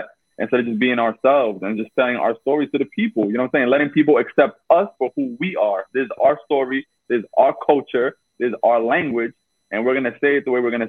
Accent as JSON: {"language": "English", "town": "New York City", "region": "New York", "country": "United States", "said": "we both from Brooklyn."}